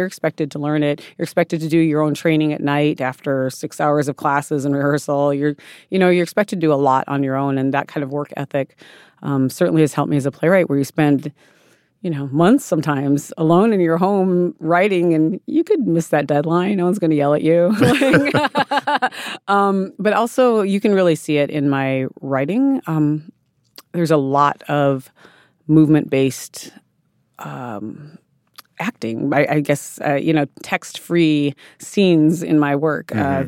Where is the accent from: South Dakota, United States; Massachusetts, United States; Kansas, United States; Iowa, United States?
South Dakota, United States; I grew up in South Dakota, where my Lakota people are from